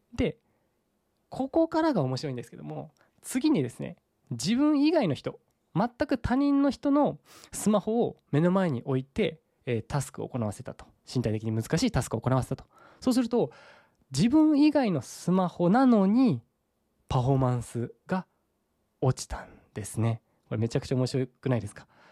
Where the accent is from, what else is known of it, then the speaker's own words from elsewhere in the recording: Saga, Japan; 僕の地元である佐賀県